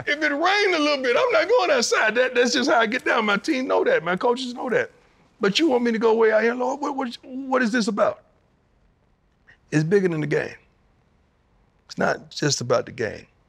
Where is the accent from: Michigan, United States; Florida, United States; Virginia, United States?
Florida, United States; moved away as an adult; now in Colorado, United States; I grew up in Florida.